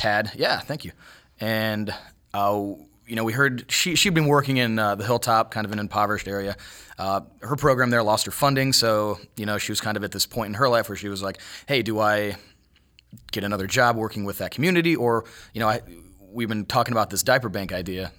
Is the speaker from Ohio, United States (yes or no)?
yes; Cuyahoga Falls, Ohio, United States; moved away as an adult; also born or lived in Las Vegas / San Diego; now in Columbus, United States; I came down here from Cuyahoga Falls, Ohio, which is a little bit, little bit south of Cleveland.